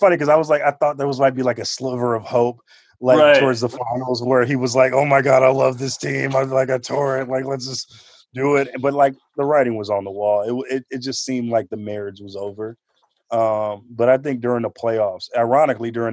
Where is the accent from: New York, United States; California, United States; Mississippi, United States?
California, United States; Oakland; I'm from Oakland